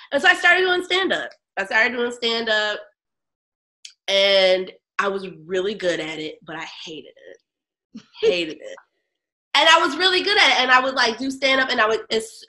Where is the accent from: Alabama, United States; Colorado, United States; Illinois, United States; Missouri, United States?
Illinois, United States; Chicago; also born or lived in Los Angeles / Hampton, Virginia; I'm from Chicago, born on the South Side, raised in the North Suburbs.